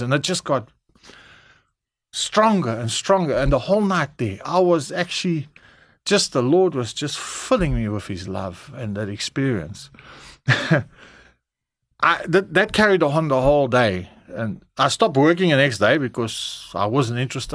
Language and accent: English; Durban, KwaZulu-Natal, South Africa; also born or lived in Cape Town, South Africa; in Durban, uh, where I grew up, I'm Cape Townian, uh, born there in, um, Karl Bremer, hulle sê